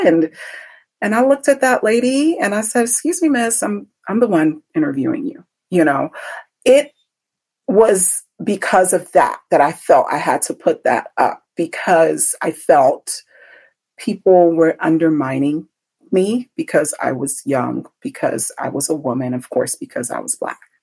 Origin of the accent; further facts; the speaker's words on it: Benin City, Edo, Nigeria; moved away; go back home to Nigeria because that's where I'm from. I was born in Benin